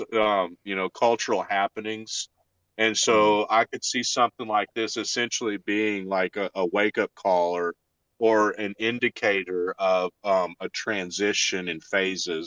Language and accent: English; Arkansas, United States; accent: Arkansas; my Arkansas accent